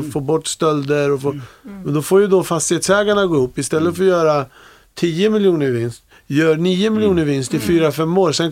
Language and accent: Swedish; Vallsta, Gävleborg County, Sweden; Men jag, jag är uppväxt i Vallsta eh, när jag var liten.